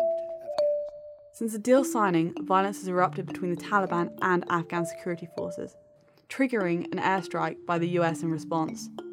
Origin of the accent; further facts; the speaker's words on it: United Kingdom; I, as a Brit